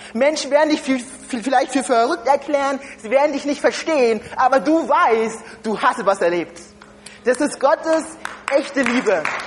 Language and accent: German; Germany; ich komme ursprünglich nicht aus Deutschland